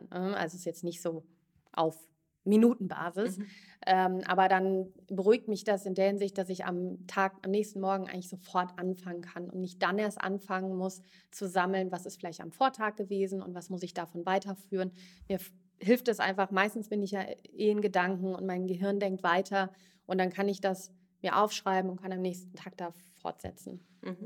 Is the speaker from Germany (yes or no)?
yes; Bad Homburg, Hesse, Germany; also born or lived in Frankfurt / Zurich; Ich bin ursprünglich aus Bad Homburg, groß geworden dort